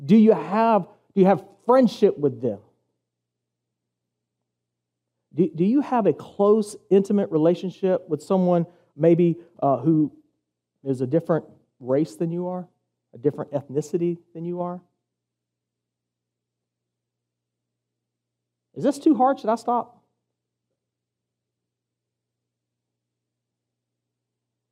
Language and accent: English; the South, United States; now in Savannah, United States; I'm from the South